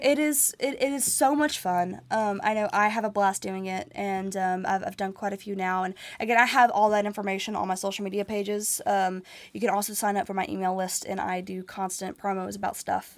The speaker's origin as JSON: {"language": "English", "town": "Nashville", "region": "Tennessee", "country": "United States", "tie": "born or raised there", "said": "it's my hometown"}